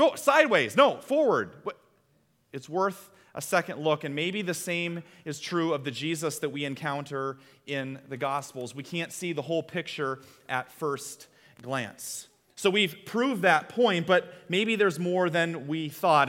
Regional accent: Iowa, United States; We're from Iowa

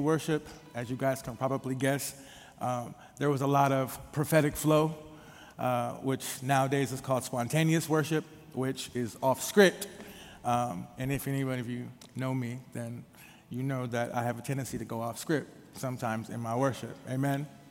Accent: Minneapolis, Minnesota, United States; about 12 years old, growing up in the Twin Cities of Minneapolis and St. Paul

